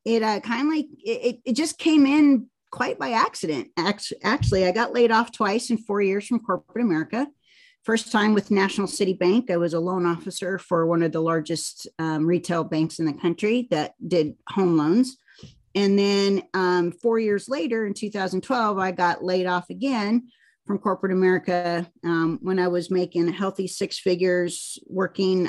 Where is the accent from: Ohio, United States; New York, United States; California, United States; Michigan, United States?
California, United States; San Jose; now in Kansas City, United States; I'm a Californian transplant. So I grew up in the middle of the state in San Jose